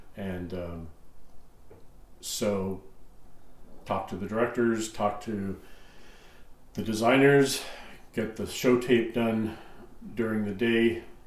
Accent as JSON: {"language": "English", "town": "Stouffville", "region": "Ontario", "country": "Canada", "tie": "born or raised there", "also_born_or_lived": "Welland, Ontario", "said": "I grew up in Stouffville, which is an hour away"}